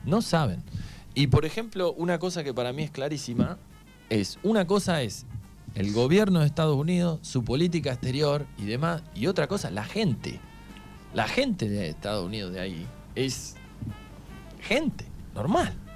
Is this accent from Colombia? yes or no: no; Argentina; ¿de dónde sos? Le digo, Argentina.